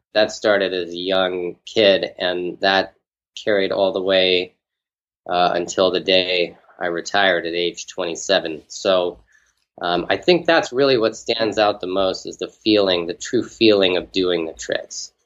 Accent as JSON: {"language": "English", "town": "Houston", "region": "Texas", "country": "United States", "tie": "born or raised there", "said": "I grew up in an outside part of Houston, like a suburb. It was called uh, Bear Creek"}